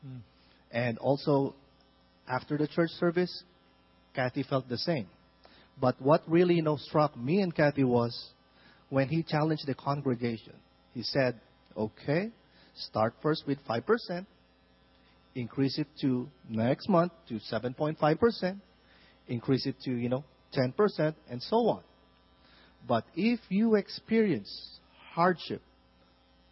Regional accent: Philippines; moved away as an adult; originally we are from the Philippines.

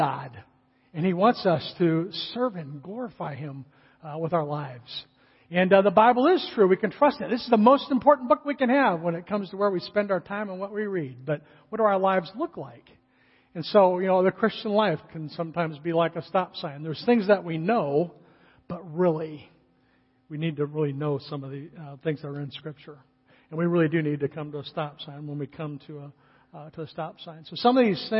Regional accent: California, United States; moved away; I grew up in California

